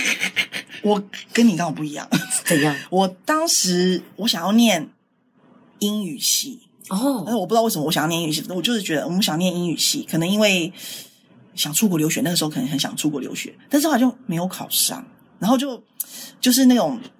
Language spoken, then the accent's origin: Chinese; Taiwan; 我们台湾人